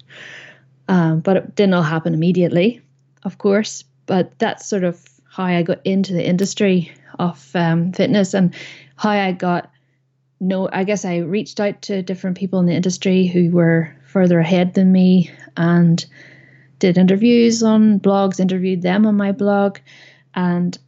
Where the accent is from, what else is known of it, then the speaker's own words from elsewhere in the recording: Northern Ireland, United Kingdom; moved away as an adult; also born or lived in Belfast; now in Saudi Arabia; I am originally from Northern Ireland.